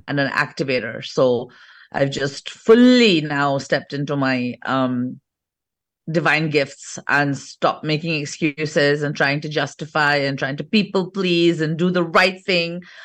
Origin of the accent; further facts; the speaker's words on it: England, United Kingdom; moved away as an adult; now in India; I'm actually born and brought up in England, fourth generation British.